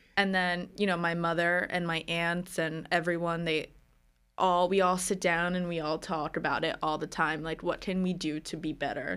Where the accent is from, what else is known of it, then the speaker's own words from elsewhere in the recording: New Jersey, United States; also born or lived in Philadelphia; I grew up in New Jersey